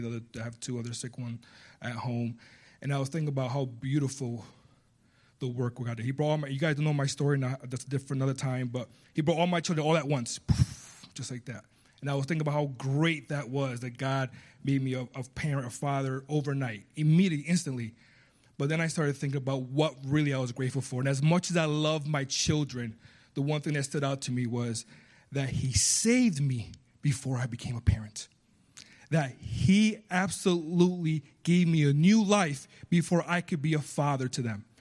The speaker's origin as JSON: {"language": "English", "country": "United States", "tie": "born or raised there", "also_born_or_lived": "Puerto Rico", "accent": "small Spanish accent", "said": "I was born in Puerto Rico. I was raised here, so I have an American accent when I speak Spanish, a small Spanish accent when I speak English."}